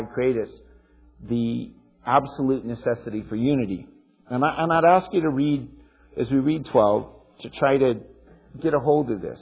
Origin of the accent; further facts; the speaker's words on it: United States